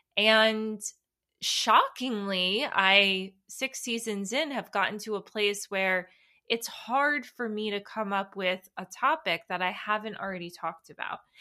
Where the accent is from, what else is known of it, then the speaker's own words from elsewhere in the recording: United States; New York, New Jersey area. Obviously, that is where I am born and raised.